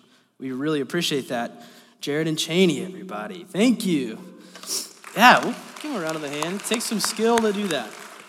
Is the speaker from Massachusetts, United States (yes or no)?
no; Hot Springs, Arkansas, United States; So I am from Hot Springs, Central Arkansas. It's an interesting place. We call it the Spa City.